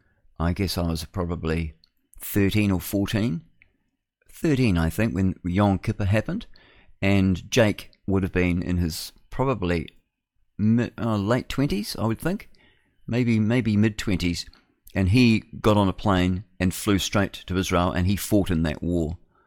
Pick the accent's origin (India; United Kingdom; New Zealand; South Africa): New Zealand; what does it matter where I'm from? You know, I'm a Kiwi, I'm New Zealander, like that.